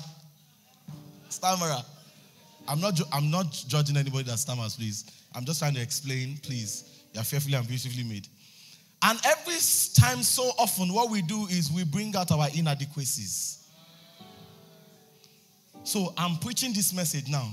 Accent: Ijebu Ode, Ogun State, Nigeria

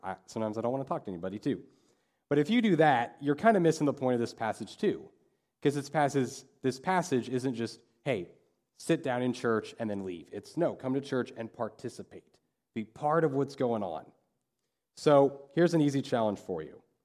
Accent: Dodge City, Kansas, United States; I'm from Dodge City.

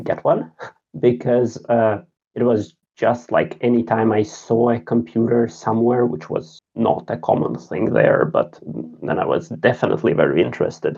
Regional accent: Riga, Latvia; English is a second language; moved away as an adult; now in Sweden; I grew up in Riga, the capital of Latvia.

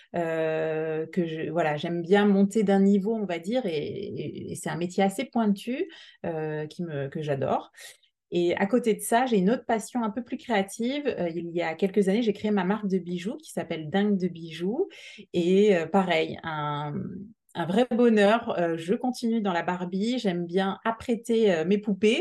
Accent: Alsace, Grand Est, France; now in Montpellier, France; on est plutôt originaire du Nord, on vient d'Alsace avec euh, mon mari

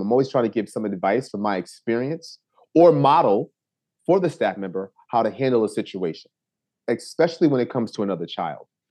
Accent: New Haven, Connecticut, United States; I was born and raised in New Haven, Connecticut

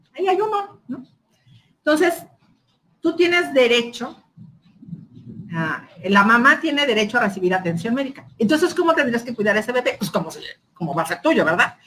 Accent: Mexico; mi derecho como mexicana

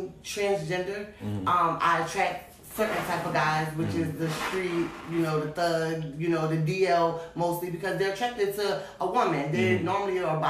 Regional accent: New Jersey, United States; moved away; I moved away from Jersey

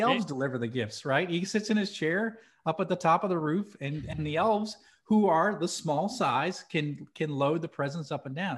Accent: New Hampshire, United States; moved away; I grew up in New Hampshire.

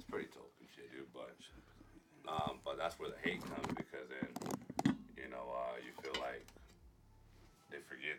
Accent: Phoenix, Arizona, United States; growing up in South Phoenix, everybody knows everybody.

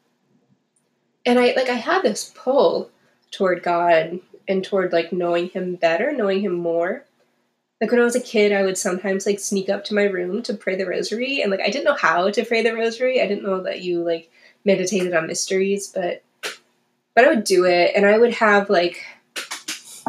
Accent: New England, United States; We like grew up going to church. We went every Sunday, and it was a priority for my family, which was cool, and I think taught me a lot. But we were very like New England-y

